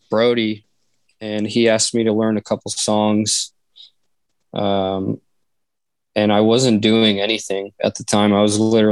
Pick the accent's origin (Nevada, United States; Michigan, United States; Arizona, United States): Nevada, United States; Reno; also born or lived in Las Vegas, Nevada; I moved back to Reno from Vegas